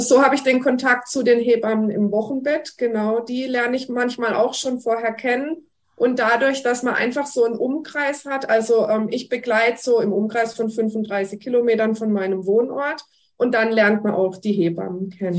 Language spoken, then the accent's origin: German; Germany; bei uns in Deutschland